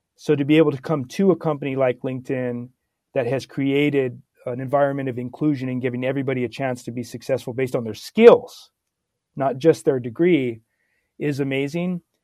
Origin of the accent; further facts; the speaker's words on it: Santa Barbara, California, United States; born and raised in Santa Barbara, California